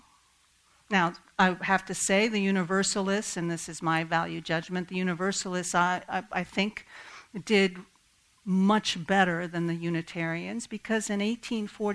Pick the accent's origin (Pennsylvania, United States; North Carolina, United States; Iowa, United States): Pennsylvania, United States; Kennett Square; my hometown of Kennett Square